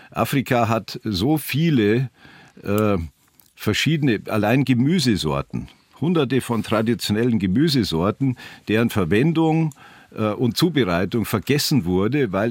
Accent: Bavaria, Germany; meiner Heimatregion, im Rupertiwinkel, Süd, ganz im Südosten von Bayern

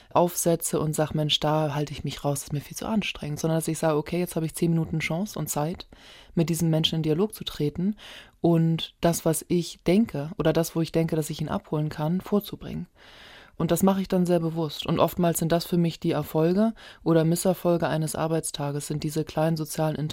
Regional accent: Hamburg, Germany; ich bin ja in Hamburg geboren, und aufgewachsen

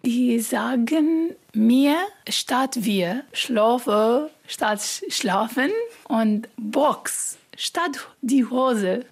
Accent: Iraq; German is a second language; moved away as an adult; now in Großrosseln, Germany; Ich komme aus dem Irak. Seit vier Jahren bin ich hier in Deutschland.

